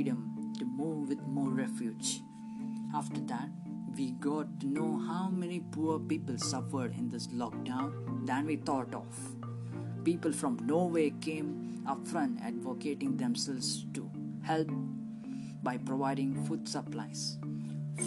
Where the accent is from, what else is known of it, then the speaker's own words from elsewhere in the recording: Mangalore, Karnataka, India; from Mangalore, India